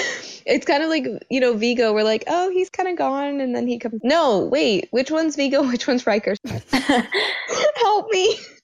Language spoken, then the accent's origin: English; United States; us Americans